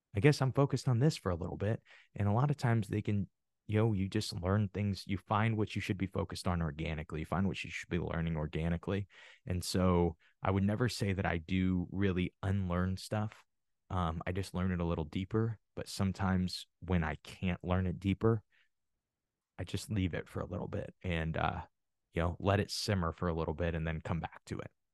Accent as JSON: {"language": "English", "region": "Midwest", "country": "United States", "said": "I'm from the Midwest, and it is huge on wrestling"}